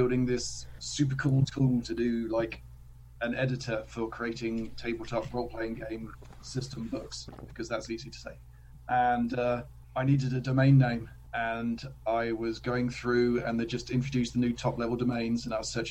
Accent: Cambridge, East of England, United Kingdom; accent: English

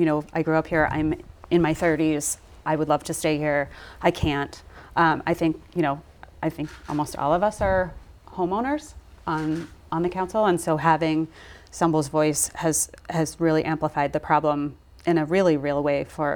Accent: Brockton, Massachusetts, United States; how different their experience living here mm-hmm. has been than mine, than growing up in Brockton.

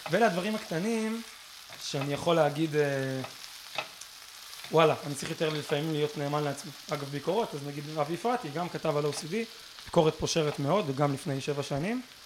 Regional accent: Israel; אנחנו כישראלים טובים

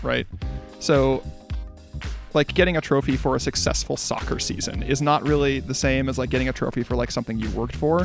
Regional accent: Midwest, United States; I'm a Midwesterner

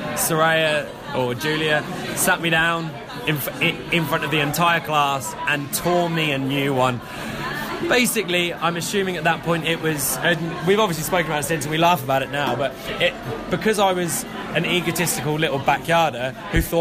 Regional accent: Gorleston, East of England, United Kingdom; also born or lived in Norwich; Galston, which is my hometown.

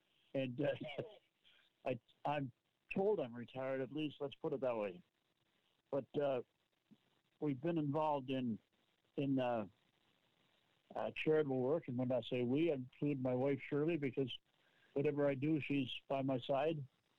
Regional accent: Nova Scotia, Canada; moved away; I came from Nova Scotia, from Cape Breton, and we moved here in 1985.

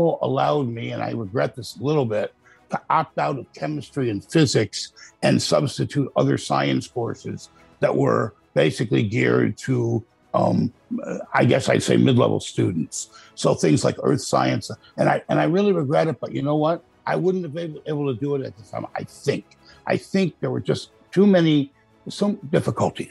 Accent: Buffalo, New York, United States; also born or lived in Boston, Massachusetts; now in Myrtle Beach, United States; I grew up in upstate New York. I'm from Buffalo

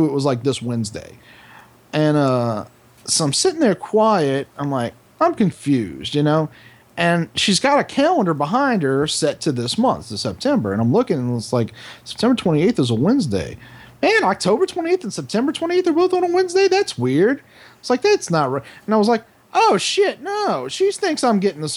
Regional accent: New Orleans, Louisiana, United States; I'm from New Orleans. I speak black just like anybody fucking else in this city

